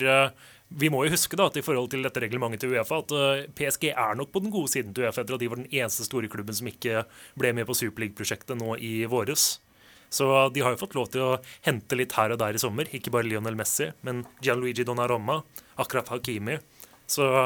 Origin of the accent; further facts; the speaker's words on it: Portugal; som portugiser, som jeg er